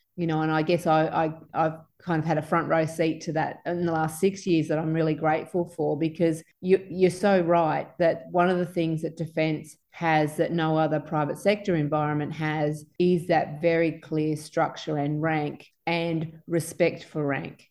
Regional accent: Sunshine Coast, Queensland, Australia; also born or lived in Townsville; I was growing up on the Sunshine Coast at the time

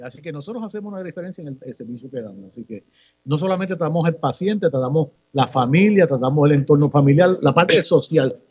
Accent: Ponce, Puerto Rico; Yo soy ponceño, nací en Ponce, he vivido toda mi vida en Ponce

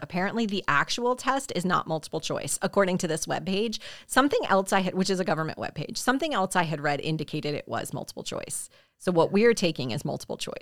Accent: South Carolina, United States; my home state of South Carolina

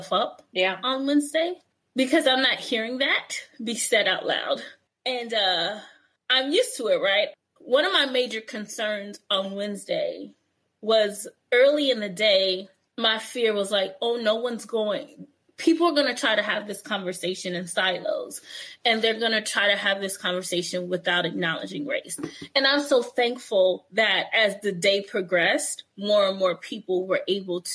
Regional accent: New York City, New York, United States; Growing up in New York

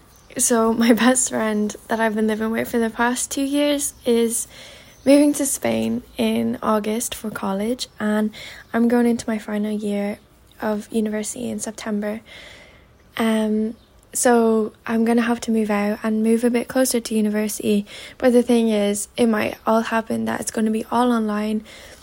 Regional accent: Ireland; I'm 21 from Ireland.

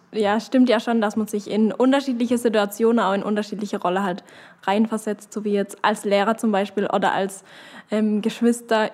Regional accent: Knittlingen, Baden-Württemberg, Germany; ich komme aus Kittinger

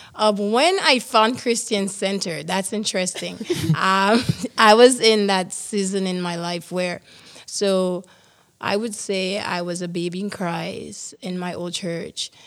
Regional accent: St. Lucia; moved away as an adult; now in Canada; I am from the beautiful island of San Lucia

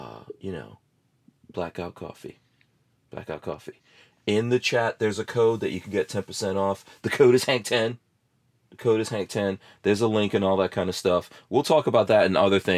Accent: New York, United States; moved away; also born or lived in Guyana; I remember growing up in New York and the snow and everything.

